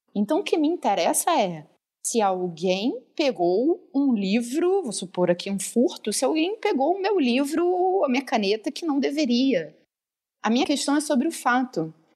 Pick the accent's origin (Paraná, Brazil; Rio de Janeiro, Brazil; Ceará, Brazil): Rio de Janeiro, Brazil; eu sou do, é do Rio, carioca